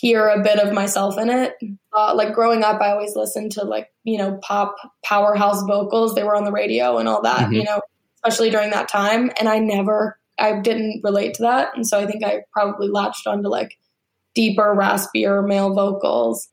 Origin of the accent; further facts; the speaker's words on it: Alabama, United States; I grew up in Alabama